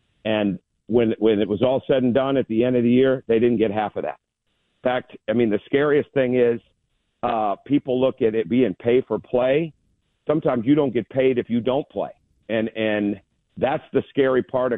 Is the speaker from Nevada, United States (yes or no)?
no; Michigan, United States; growing up in Michigan